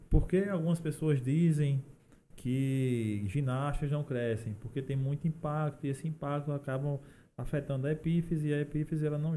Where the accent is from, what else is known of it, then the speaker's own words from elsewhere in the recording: Paraná, Brazil; Não, eu sou do Paraná